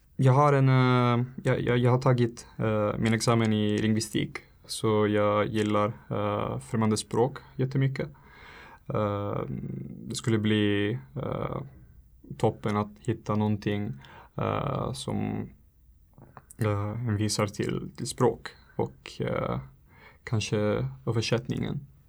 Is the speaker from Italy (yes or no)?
yes; Italy; Swedish is a second language; moved away as an adult; now in Handen, Sweden; jag kommer från Italien.